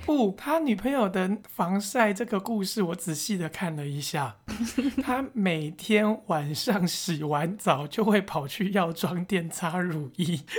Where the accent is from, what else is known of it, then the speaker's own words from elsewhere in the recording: Taiwan; 这就是我们台湾人所缺少的狼性，因为我们不是苦过来的人